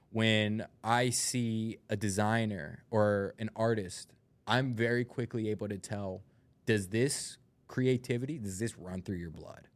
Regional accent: United States; I'm from North Hills

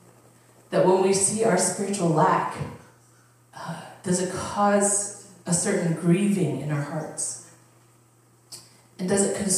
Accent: Upper Arlington, Ohio, United States; I grew up in Upper Arlington, and it's a super wealthy, you know, community

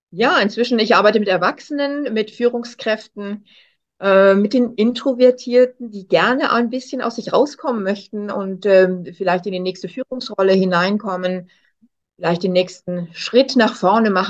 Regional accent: Hamburg, Germany; moved away as an adult; also born or lived in Cologne; now in Switzerland; Ich bin ursprünglich auch Kölnerin, in Hamburg aufgewachsen und dann hat es mich jetzt, naja, inzwischen vor 27 Jahren doch in die Schweiz geschlagen. Und seitdem bin ich hier.

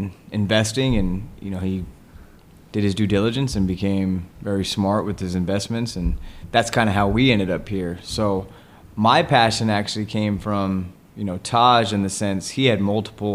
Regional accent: Wyoming, United States; we're actually both from Wyoming

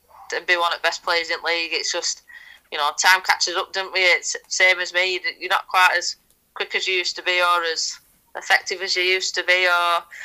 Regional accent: England, United Kingdom; being proudly English and wearing that England shirt for so many years

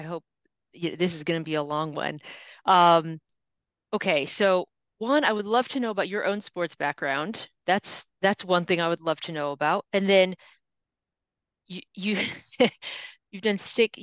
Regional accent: Grand Junction, Colorado, United States; I grew up in Grand Junction

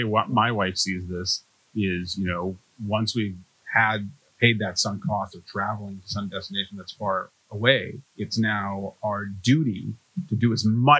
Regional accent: Vancouver, British Columbia, Canada; I'm from Vancouver where I've never experienced anything like this

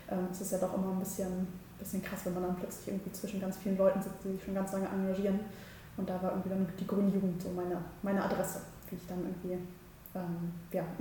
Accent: Berlin, Germany; ich bin hier im Wedding aufgewachsen, im Soldiner Kiez und habe hier auch mein Büro, hier sitzen wir auch gerade.

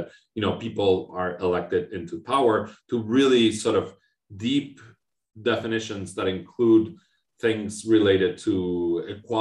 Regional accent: Argentina; moved away as an adult; also born or lived in Austin, Texas, United States; now in Montreal, Canada; I was born and raised in Argentina, and I lived there all my life up until I left for my PhD in the US

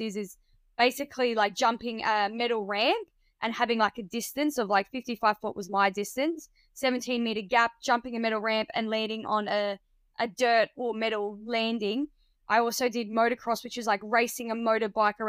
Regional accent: Barmera, South Australia, Australia; also born or lived in Adelaide, South Australia; I'm originally from rural country Australia, well, South Australia, in a town called Barmer. It's like a region, it's called the Riverland

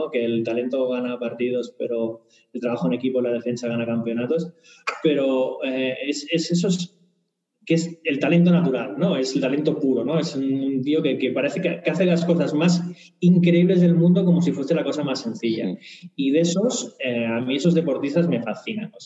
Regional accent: Barcelona, Catalonia, Spain; Eh, soy de Barcelona, eh, soy de Barça.

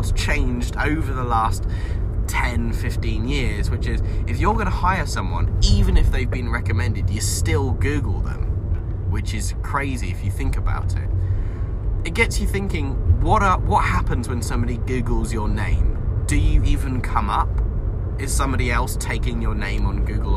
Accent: Devon, South West England, United Kingdom; I grew up in Devon

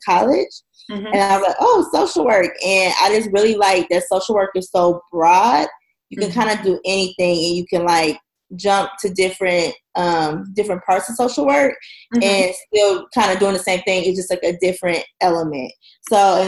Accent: Oklahoma City, Oklahoma, United States; moved away as an adult; now in Houston, United States; we finally relocated back to my hometown, Oklahoma City, in 2015.

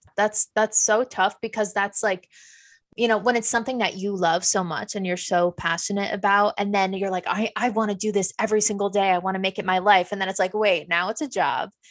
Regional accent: Fishkill, New York, United States; I'm from fish scale.

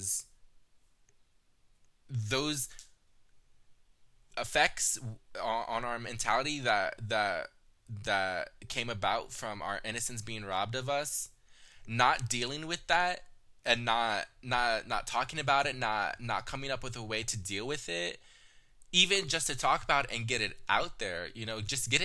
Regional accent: Texas, United States; I was born in Texas. My biological mother had me in Texas, and we stayed there

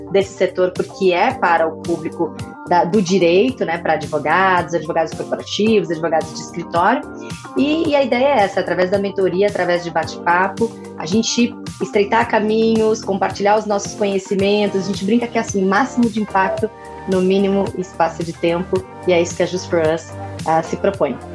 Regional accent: São Paulo, Brazil; accent: mixed, somewhat Bahian; now in Salvador, Brazil; O que acontece é que eu sou paulistana, tenho essa mistura de sotaque meio baiano, uma mistura de, de coisa nenhuma. Mas o negócio é o seguinte: eu formei em São Paulo e fui morar em Salvador.

